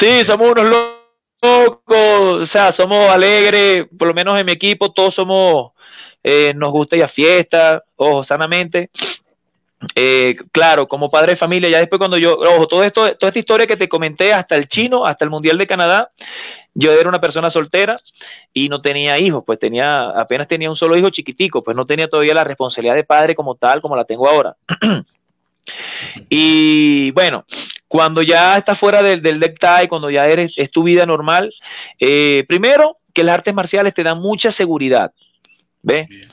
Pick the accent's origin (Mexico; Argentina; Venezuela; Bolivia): Venezuela; Sucre; moved away as an adult; now in Cuenca, Ecuador; yo soy de Sucre